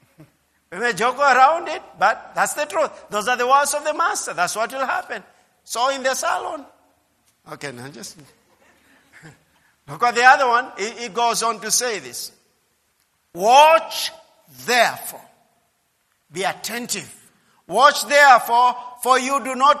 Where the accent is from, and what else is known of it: Kenya